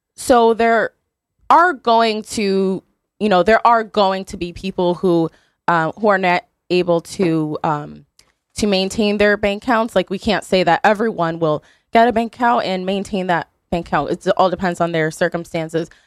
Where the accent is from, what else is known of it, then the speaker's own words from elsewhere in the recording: Beacon Falls, Connecticut, United States; I'm from Beacon Falls.